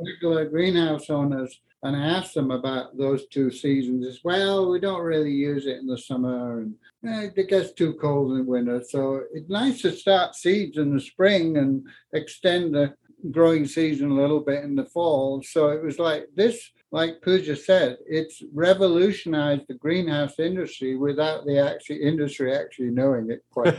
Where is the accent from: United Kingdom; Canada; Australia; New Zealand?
United Kingdom; Yorkshire and the Humber; moved away as an adult; also born or lived in north of Scotland; now in Colorado, United States; I grew up in England uh, in the war